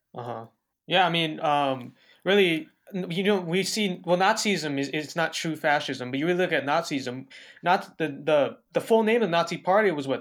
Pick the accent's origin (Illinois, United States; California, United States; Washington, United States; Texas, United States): California, United States; Los Angeles County; I was born and raised in Los Angeles County all my life